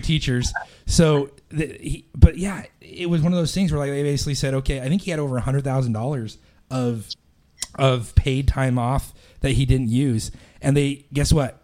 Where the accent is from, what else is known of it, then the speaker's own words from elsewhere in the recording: Boise, Idaho, United States; moved away as an adult; also born or lived in Ashton, Idaho; now in Pennsylvania, United States; I grew up in Boise, which is, is 250,000 people.